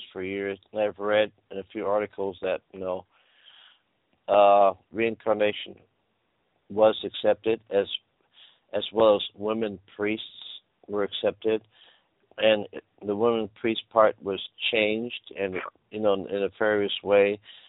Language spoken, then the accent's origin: English; California, United States; I'm from California